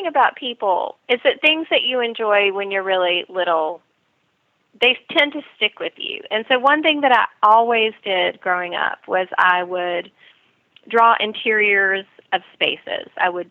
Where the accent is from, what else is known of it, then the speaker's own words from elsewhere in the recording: North Carolina, United States; Well, I still consider North Carolina my home. And I do still live there for part of the year